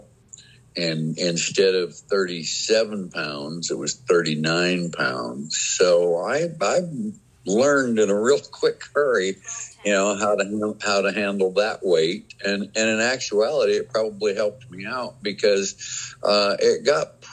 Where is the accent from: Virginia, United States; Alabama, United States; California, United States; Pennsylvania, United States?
Pennsylvania, United States; my home state of Pennsylvania